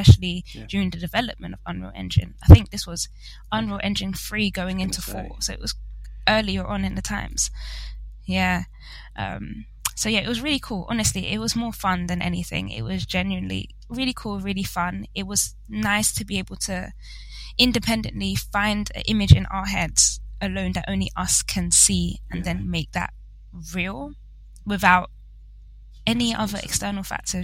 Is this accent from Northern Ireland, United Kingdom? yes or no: no; London, United Kingdom; I am in London, and I unfortunately grew up in London. I haven't moved. I've stayed right here.